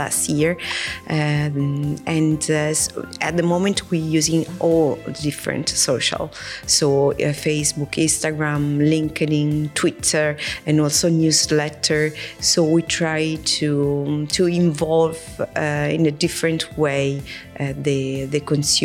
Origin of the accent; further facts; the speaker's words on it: Rome, Lazio, Italy; I grew up in the city. I grew up in Rome